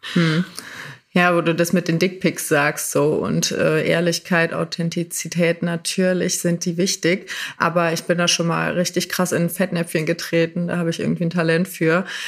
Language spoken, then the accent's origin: German; Rhineland, Germany; ich aus dem Rheinland